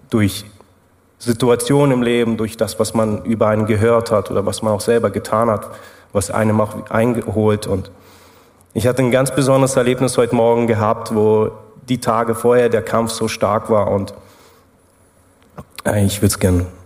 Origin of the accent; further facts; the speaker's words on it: Germany; moved away as an adult; now in Switzerland; Ja, also man hört es ja raus, ich komme aus Deutschland. Ich habe eine Schweizerin geheiratet und das war der Punkt, wo wir dann in die Schweiz gezogen sind.